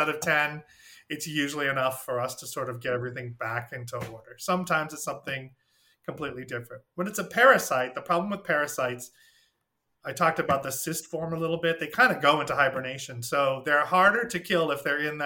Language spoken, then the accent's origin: English; Maine, United States; moved away as an adult; I'm from Maine, where I never saw a thyroid problem because we live right by the sea